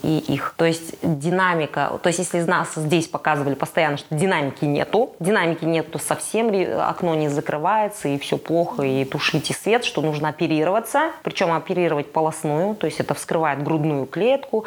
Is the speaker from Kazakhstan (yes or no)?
yes; Kazakhstan; в чужом городе, в чужой стране, и где ты как белая ворона, казашка, все вокруг у тебя русские голубоглазые